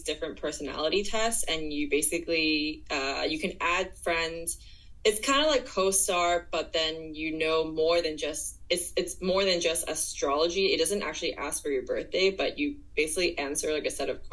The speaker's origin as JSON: {"language": "English", "town": "Guangzhou", "region": "Guangdong", "country": "China", "tie": "born or raised there", "also_born_or_lived": "United States / United Kingdom / Hong Kong", "moved": "yes", "lives_now": "Shanghai, China", "said": "I am originally from Guangzhou. I grew up there"}